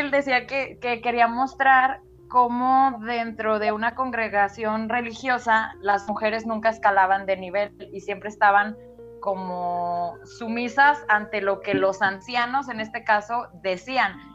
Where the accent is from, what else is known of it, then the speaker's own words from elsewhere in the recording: San Juan de los Lagos, Jalisco, Mexico; el lugar de donde yo soy, o sea, de aquí de San Juan